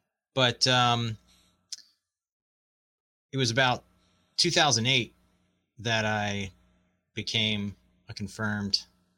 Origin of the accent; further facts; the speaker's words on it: Baltimore, Maryland, United States; moved away as an adult; also born or lived in Chattanooga / Canada / Amsterdam / Japan; I'm originally from Baltimore, grew up there for the most part. And, then, initially I went to university in around Chattanooga and then Canada and then Amsterdam.